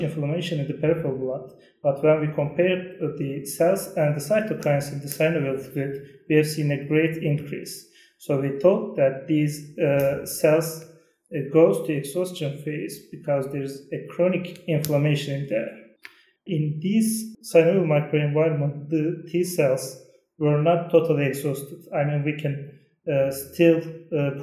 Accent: Turkey; from Turkey

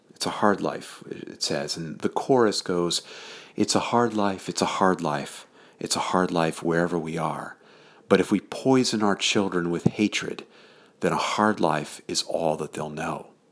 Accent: southern Connecticut, United States; now in Keene, United States; I grew up in southern Connecticut, up here in the north, in the suburbs that were there.

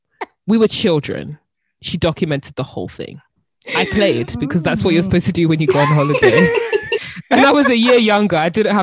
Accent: United Kingdom; I wish I was from somewhere else, but really and truly, I'm British as well.

